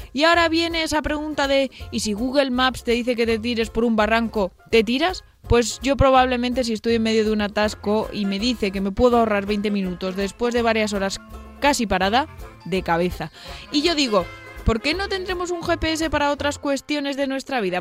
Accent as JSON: {"language": "Spanish", "area": "Almería", "region": "Andalusia", "country": "Spain", "moved": "yes", "lives_now": "Madrid, Spain", "said": "bajamos a Almería"}